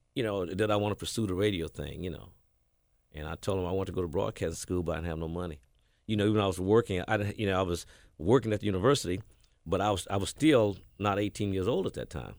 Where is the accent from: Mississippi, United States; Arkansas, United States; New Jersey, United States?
Mississippi, United States; Batesville; born or raised there; also born or lived in Houston, Texas; now in Memphis, United States